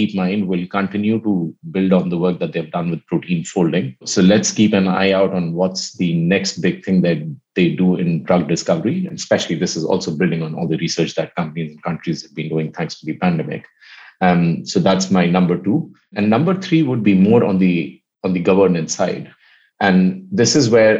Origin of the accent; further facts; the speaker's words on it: India; I come from India